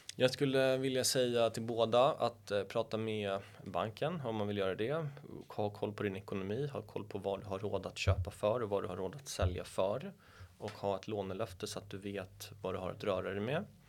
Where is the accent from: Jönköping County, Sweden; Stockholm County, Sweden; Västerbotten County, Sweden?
Stockholm County, Sweden; Stockholm; Jag är uppvuxen borta vid Karlaplan